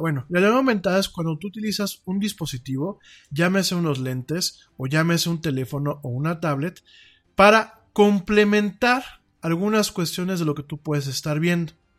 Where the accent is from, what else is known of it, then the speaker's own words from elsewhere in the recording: Mexico; en México tenemos muchos talentos